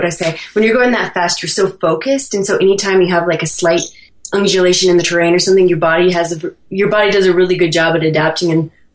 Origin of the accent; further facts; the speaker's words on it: Aspen, Colorado, United States; also born or lived in Ouray, Colorado; I grew up in small mountain towns in Colorado. I was born and raised in Aspen, and then when I was 12, we moved to Ouray, Colorado.